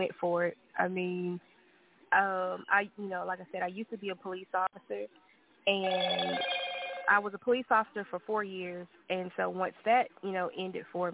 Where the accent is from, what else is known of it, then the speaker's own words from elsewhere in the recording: Arkansas, United States; now in Texas, United States; I am from Arkansas originally, currently staying in Texas